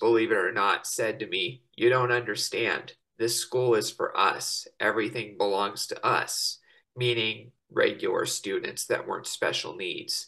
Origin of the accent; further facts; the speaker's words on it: Estes Park, Colorado, United States; in my hometown of Estes Park, Colorado